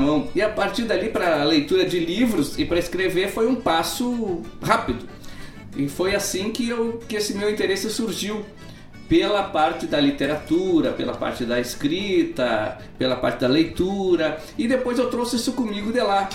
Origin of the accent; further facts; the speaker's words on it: Itaqui, Rio Grande do Sul, Brazil; moved away; Mas eu nasci em Itaqui, é uma cidade, a cidade mais longe de Porto Alegre